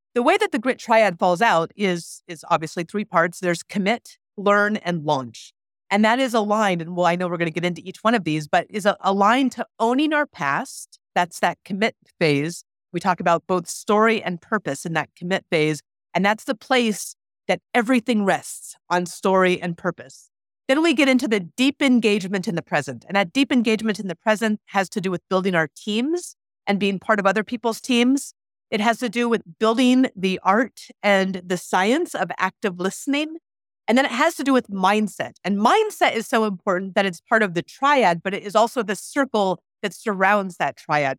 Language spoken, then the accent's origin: English; Anchorage, Alaska, United States; I grew up in Anchorage, Alaska, so not, not rural Alaska.